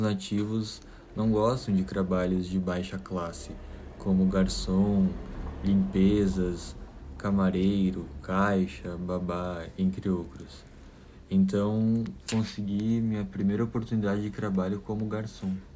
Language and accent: Portuguese; Caxias do Sul, Rio Grande do Sul, Brazil; moved away as an adult; now in New York, United States; sou de Caxias do Sul, Rio Grande do Sul, e estou morando em Nova York há quatro anos